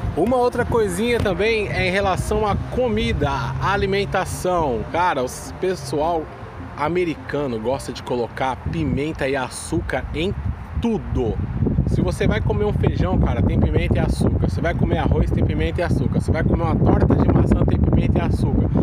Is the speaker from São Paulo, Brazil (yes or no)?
yes; São Paulo, Brazil; moved away as an adult; now in New York, United States; eu sou paulista, a gente fala cortando todas as palavras